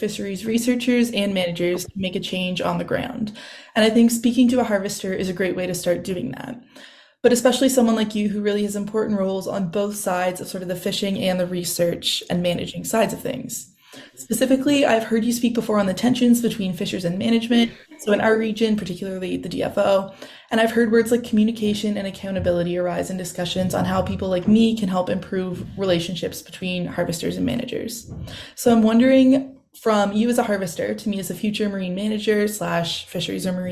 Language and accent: English; Pictou County, Nova Scotia, Canada; I'm from Pictou County, so I grew up eating lobster and seafood